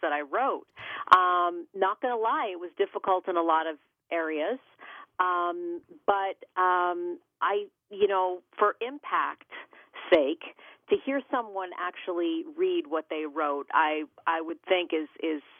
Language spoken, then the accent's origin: English; Canada; now in United States; I'm originally from Canada